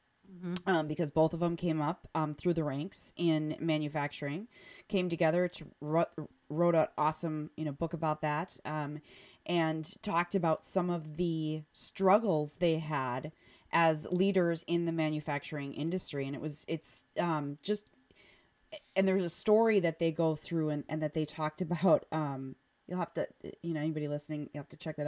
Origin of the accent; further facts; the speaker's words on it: Oconomowoc, Wisconsin, United States; I grew up in Oconomowoc in, you know, the 80s and 90s